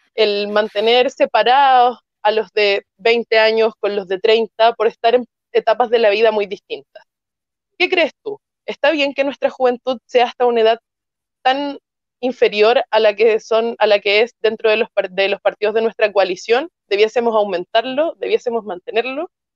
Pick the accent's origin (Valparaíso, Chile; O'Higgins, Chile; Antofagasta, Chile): Valparaíso, Chile; yo soy de Valparaíso